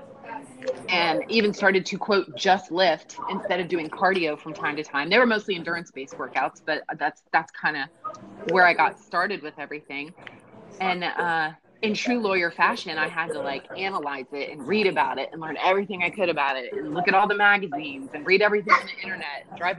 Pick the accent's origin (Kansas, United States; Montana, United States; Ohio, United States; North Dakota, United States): Ohio, United States; I'm a Midwestern girl. I grew up in Ohio.